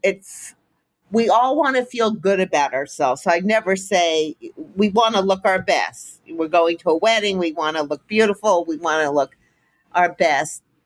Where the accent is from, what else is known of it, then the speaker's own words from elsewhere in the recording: Miami, Florida, United States; I grew up in Miami